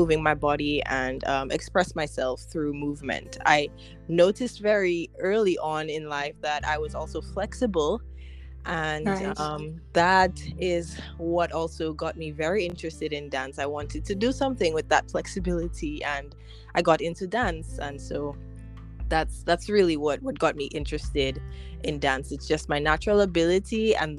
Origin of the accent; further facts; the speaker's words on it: Dominica; moved away as an adult; also born or lived in Arkansas, United States; I grew up in Dominica